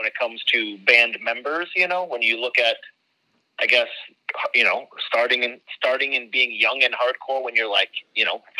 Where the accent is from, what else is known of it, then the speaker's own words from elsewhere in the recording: Buffalo, New York, United States; moved away as an adult; now in Las Vegas, United States; I've become a tropical person. I grew up in Buffalo, New York, so it was could handle negative cold.